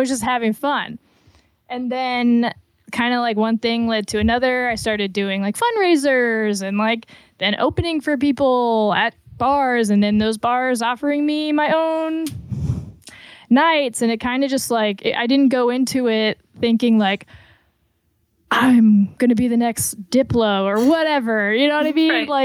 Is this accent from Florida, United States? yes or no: yes; Florida, United States; moved away as an adult; also born or lived in Atlanta / Detroit / Chicago; now in Indiana, United States; I grew up in Florida